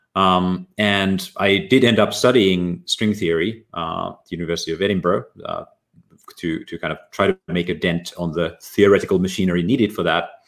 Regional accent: Ylivieska, North Ostrobothnia, Finland; moved away; also born or lived in Oulu; I was born in Finland, in a small town in uh, northern Ostrobothnia called uh, grew up there

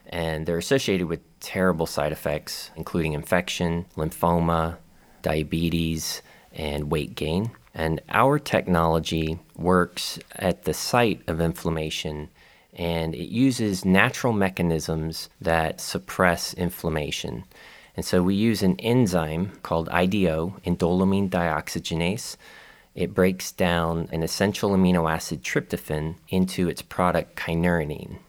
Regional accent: Tampa, Florida, United States; also born or lived in Atlanta, Georgia; now in Gainesville, United States; I am born and raised in Florida from Tampa

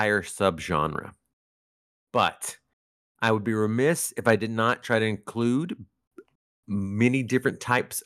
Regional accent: Northeast Arkansas, United States; I grew up in Northeast Arkansas

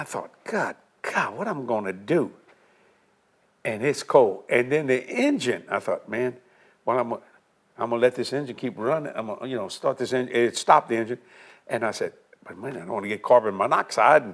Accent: South Louisiana, United States; I'm from South Louisiana

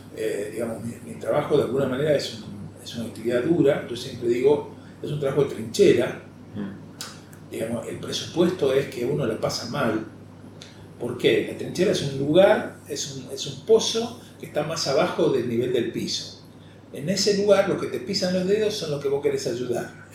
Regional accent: Rosario, Santa Fe, Argentina; moved away as an adult; also born or lived in Buenos Aires; lugar donde naciste, donde pasaste la adolescencia, donde creciste, eh, son las que me hacen sentir profundamente rosarino

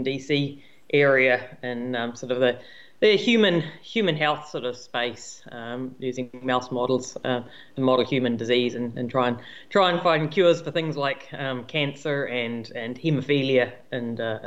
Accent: Waikato, New Zealand; also born or lived in England; I was born in England in 1974, and my parents moved to New Zealand right around when I was five, which I've been always very thankful for them because it meant that I grew up in a much easier place

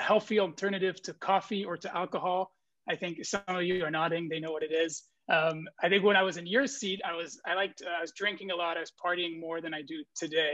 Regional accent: Brussels, Brussels-Capital Region, Belgium; moved away as an adult; now in San Francisco, United States; I'm originally from Brussels, Belgium. And like I said, I moved to San Francisco around 5 years ago

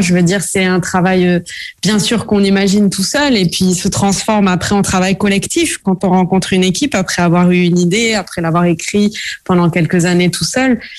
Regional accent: south of France, France; moved away as an adult; now in Paris, France; je suis originaire du sud de la France

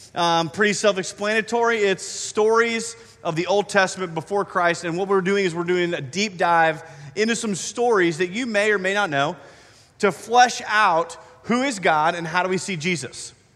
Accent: Iowa, United States; moved away; I grew up in Iowa, and we have some different trees up there.

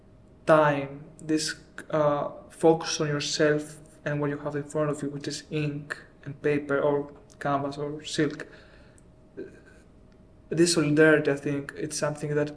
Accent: Athens, Attica, Greece; moved away as an adult; also born or lived in Milan, Italy / London, United Kingdom; I grew up in Greece

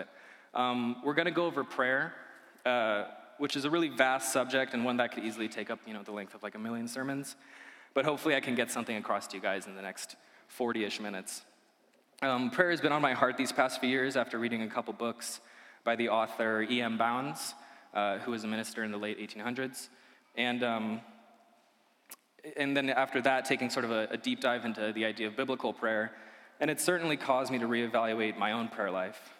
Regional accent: Idaho, United States; also born or lived in Illinois; I grew up here in Idaho, though I was originally born in Illinois.

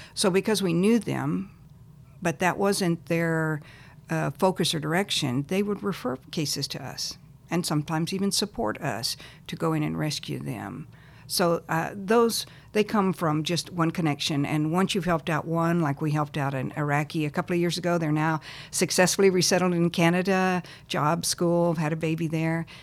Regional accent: Texas, United States; also born or lived in Lubbock, Texas / El Paso, Texas / Plano, Texas; I was born in Texas, Lubbock, uh, lived in El Paso and then in Plano, Texas.

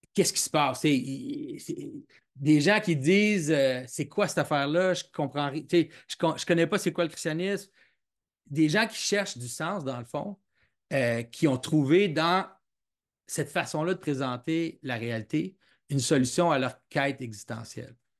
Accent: Quebec, Canada; je, suis, québécois, j'ai grandi au Québec

